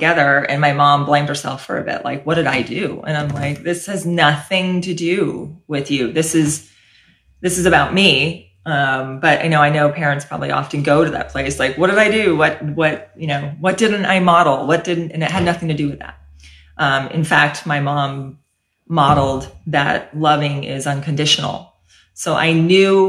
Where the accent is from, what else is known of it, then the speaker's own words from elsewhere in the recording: San Mateo, California, United States; moved away as an adult; also born or lived in Washington, District of Columbia, United States; now in Fresno, United States; So I was born and raised in San Mateo, California, apart from my 9.5 years in DC